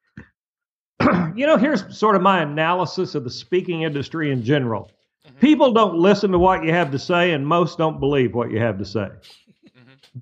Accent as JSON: {"language": "English", "town": "Muskogee", "region": "Oklahoma", "country": "United States", "tie": "born or raised there", "said": "When I was a little bitty boy growing up in Muskogee, Oklahoma, broke"}